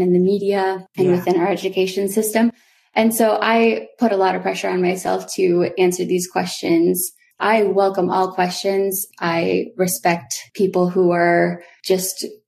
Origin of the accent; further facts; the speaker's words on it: Old Town, Maine, United States; I did grow up on the Penobscot Nation, or otherwise known as Indian Island, which is a small island located in Old Town, Maine